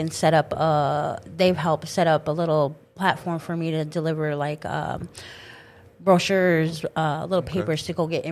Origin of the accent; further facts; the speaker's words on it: Texas, United States; also born or lived in Standing Rock Sioux Reservation, North Dakota; now in Grand Forks, United States; I grew up in the Texas area, so when I started coming back to North Dakota